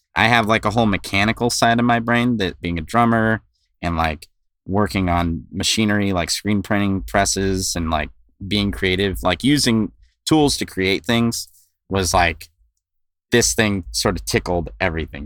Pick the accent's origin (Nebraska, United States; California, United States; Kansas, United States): California, United States; West Covina; I grew up in West Covina, California